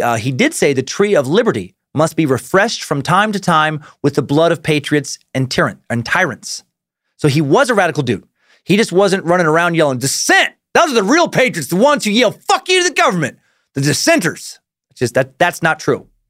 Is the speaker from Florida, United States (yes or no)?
no; Riggins, Idaho, United States; I grew up in Riggins